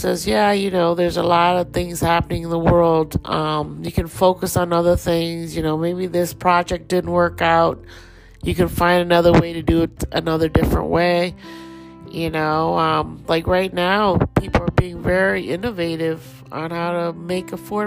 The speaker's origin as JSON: {"language": "English", "country": "Thailand", "accent": "Thai", "said": "Just heard my little Thai accent come out there"}